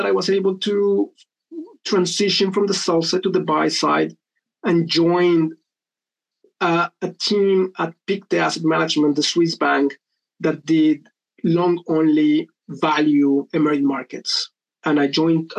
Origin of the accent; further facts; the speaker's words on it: Colombia; moved away as an adult; now in United Kingdom; I was born and raised in Colombia, came to the UK to do an MBA in 2009.